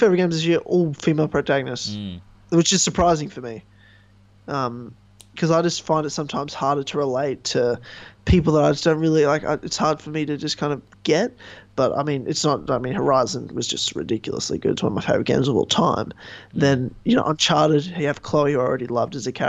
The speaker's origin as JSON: {"language": "English", "country": "Australia", "said": "as an Australian"}